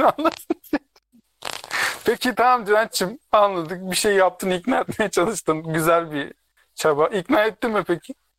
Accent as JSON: {"language": "Turkish", "town": "Derepazarı", "region": "Rize Province", "country": "Turkey", "moved": "yes", "said": "Rizeliyim falan filan. Nereden? Dere pazarındanım dedim"}